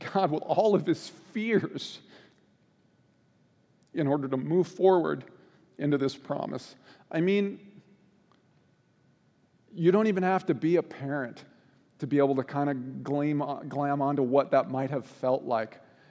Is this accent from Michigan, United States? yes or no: no; Washington, United States; moved away as an adult; also born or lived in Boise, Idaho; I grew up in Washington State, but we lived in Boise, Idaho for about a year and a half.